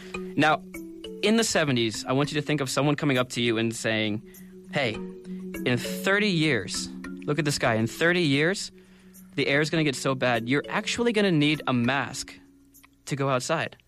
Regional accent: United States; moved away as an adult; now in Korea; I come from the United States

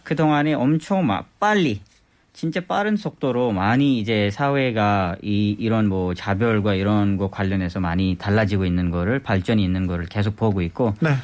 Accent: Skardu, Gilgit-Baltistan, Pakistan; first language Balti; Korean is a second language; now in South Korea; 제 고향에 있습니다

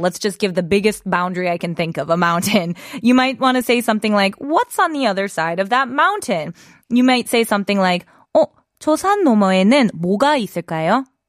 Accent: United States; As an American

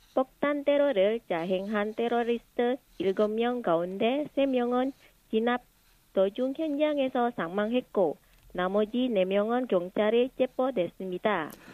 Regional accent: Indonesia; moved away as an adult; now in South Korea; 인도네시아에서 남편을 만나서 결혼하고 한국에 오게 됐습니다.

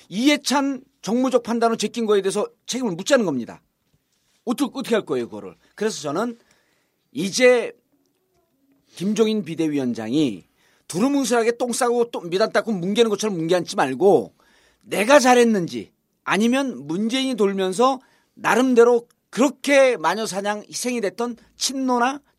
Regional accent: North Jeolla, South Korea; 전북 사람이에요. 전북

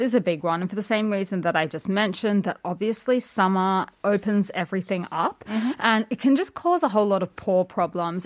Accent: Australia; being Australian

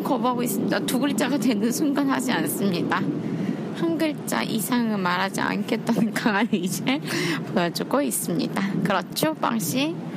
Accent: Seoul, South Korea; 제가 서울 사람이란 걸

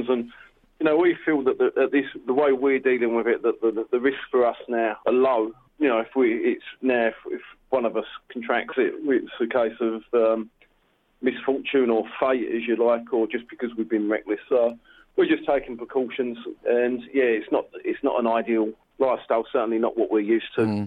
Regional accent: United Kingdom; moved away as an adult; also born or lived in Australia; now in Wuhan, China; I'm British by birth and descent, and then I emigrated to Australia some sort of 19 years ago.

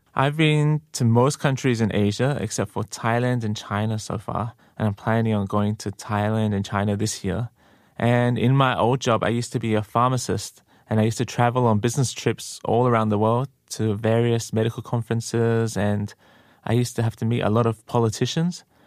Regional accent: Australia; moved away as an adult; now in Korea; I'm from Australia, and I've been in Korea for a few years now.

